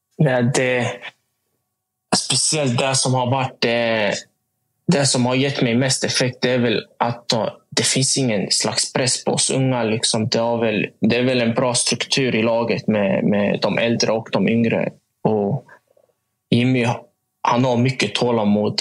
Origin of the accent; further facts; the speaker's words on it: Motala, Östergötland, Sweden; moved away; hemma i Motala